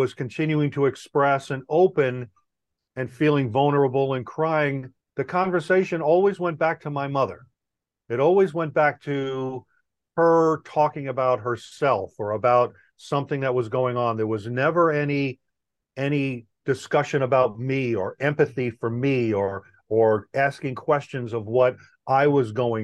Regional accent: New York, United States; moved away; also born or lived in California; I'm originally from New York

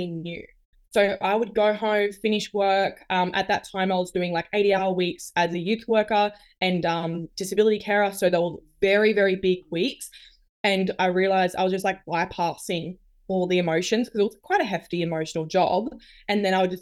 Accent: New South Wales, Australia; now in Queensland, Australia; So I'm originally from New South Wales

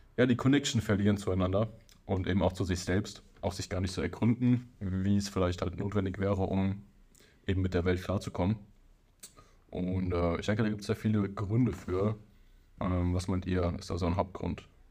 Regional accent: near Frankfurt, Hesse, Germany; ich bin 25 Jahre alt, wir kommen aus der Nähe von Frankfurt

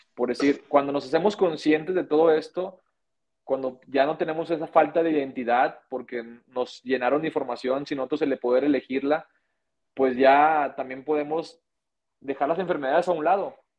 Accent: Monterrey, Nuevo León, Mexico; now in Guadalajara, Mexico; yo soy de Monterrey, eh, en este caso yo nací en Monterrey, y Nuevo León

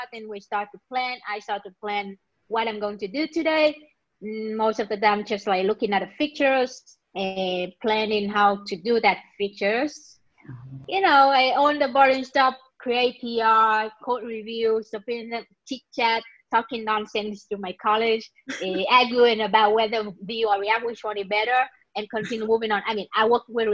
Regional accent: Vietnam; moved away as an adult; now in Israel; I'm currently living in Israel. I'm originally from Vietnam. I've been living here for about 10 years or more.

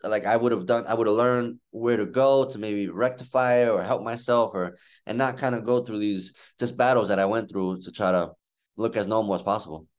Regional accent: United States; my mom is from Dominican Republic and I was born in the United States

